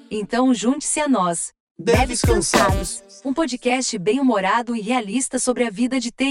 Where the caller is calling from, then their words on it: Canada; falo aqui do Canadá.